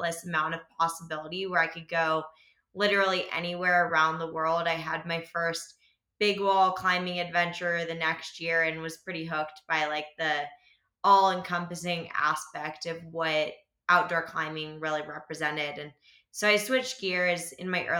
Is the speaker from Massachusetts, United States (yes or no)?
no; Alexandria, Virginia, United States; now in Boulder, United States; We grew up in the Alexandria, Virginia region, so like just outside of DC.